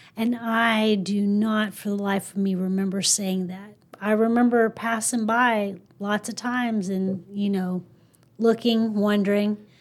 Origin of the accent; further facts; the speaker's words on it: Mount Jackson, Virginia, United States; moved away as an adult; now in South Texas, United States; I'm from a small town in Virginia called Mount Jackson